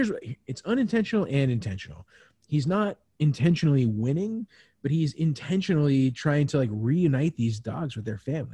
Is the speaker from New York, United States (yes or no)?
no; Kentucky, United States; born there; I was born in Kentucky.